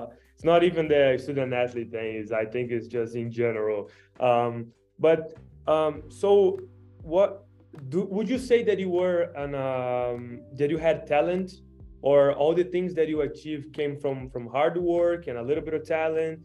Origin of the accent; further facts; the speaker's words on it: Brazil; now in United States; I'm from Brazil